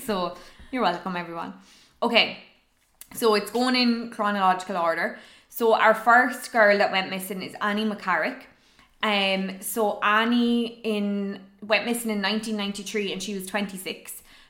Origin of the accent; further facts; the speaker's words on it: Ireland; we're Irish and we're women